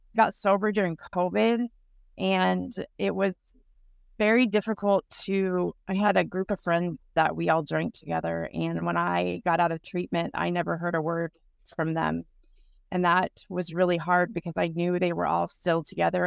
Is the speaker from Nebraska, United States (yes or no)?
no; Texas, United States; moved away as an adult; now in Everett, United States; I'm originally from Texas. I've been here for about seventeen years.